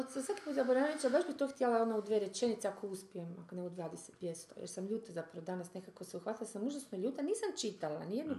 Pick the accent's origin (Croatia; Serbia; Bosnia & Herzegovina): Croatia; mi smo, ajde, Hrvati